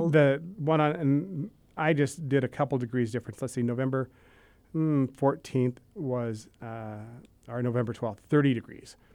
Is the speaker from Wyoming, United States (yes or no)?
yes; Wyoming, United States; now in North Dakota, United States; where I grew up in Wyoming.